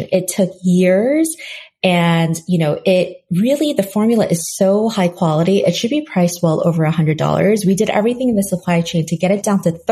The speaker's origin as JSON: {"language": "English", "country": "South Korea", "tie": "born or raised there", "said": "when you are growing up in Korea where, you know, my parents are you know, born and raised in Korea. I was born in Korea, came here when I was a baby and moved back when I was 12."}